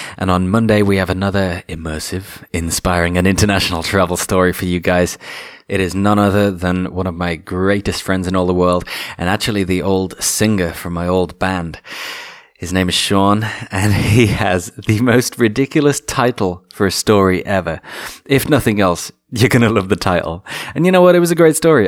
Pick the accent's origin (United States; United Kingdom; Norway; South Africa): United Kingdom; England